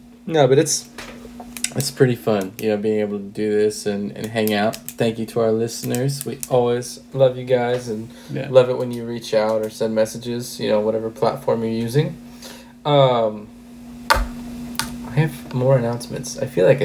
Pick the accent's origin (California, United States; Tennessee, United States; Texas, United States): California, United States; Huntington Beach; now in Sunnyvale, United States; where I grew up in Huntington Beach